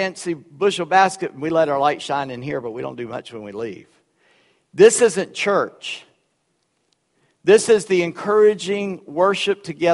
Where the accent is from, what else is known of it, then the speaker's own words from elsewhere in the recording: Charleston, South Carolina, United States; first language Gullah; That's the language I grew up with. I was in Charleston.